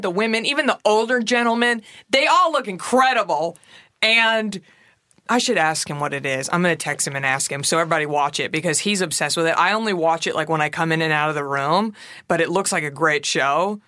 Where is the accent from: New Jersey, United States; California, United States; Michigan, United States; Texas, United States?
Texas, United States; I'm from Texas